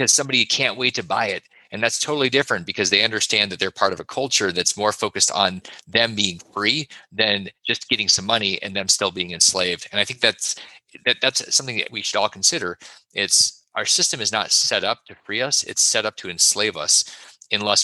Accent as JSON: {"language": "English", "region": "Alaska", "country": "United States", "tie": "born or raised there", "said": "I grew up in Alaska"}